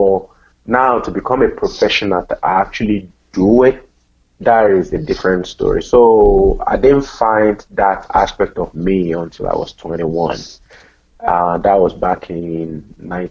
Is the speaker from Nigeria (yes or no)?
yes; Nigeria; now in Cincinnati, United States; I'm originally from Nigeria